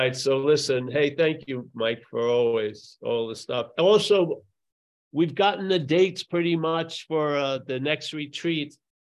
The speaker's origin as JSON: {"language": "English", "country": "Ireland", "said": "I'm not from there. No, I'm from Ireland. Ireland."}